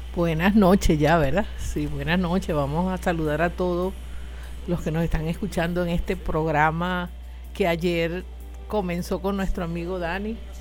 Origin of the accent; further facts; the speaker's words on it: Anaco, Anzoátegui, Venezuela; la camarada Petra y mi persona somos nativas de este municipio